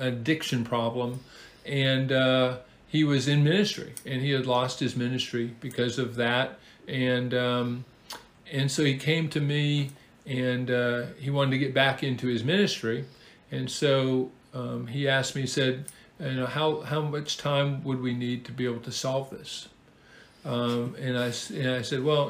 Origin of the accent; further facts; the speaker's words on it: Seattle, Washington, United States; moved away as an adult; now in Huntsville, United States; Originally, of course, I'm from the Pacific Northwest, the wonderful, great Pacific Northwest, the Emerald City, Seattle.